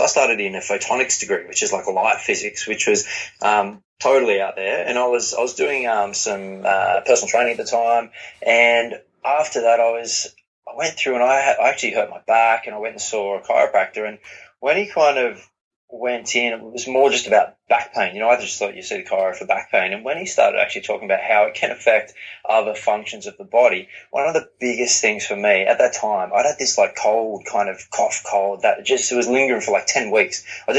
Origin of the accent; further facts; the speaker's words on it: Newcastle, North East England, United Kingdom; Yeah, so I grew up in Newcastle, which is big football community